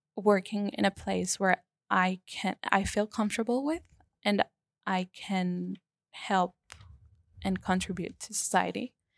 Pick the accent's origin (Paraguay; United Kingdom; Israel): Paraguay; moved away as an adult; now in Melbourne, Australia; I come from Paraguay, South America